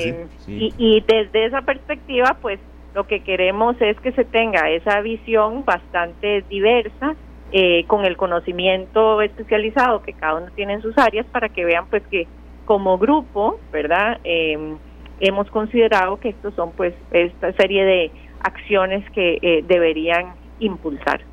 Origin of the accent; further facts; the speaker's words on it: Costa Rica; como costarricenses que somos